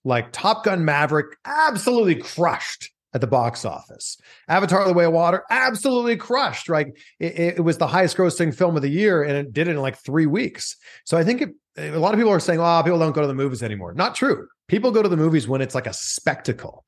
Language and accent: English; Toronto, Ontario, Canada; now in California, United States; I'm from Toronto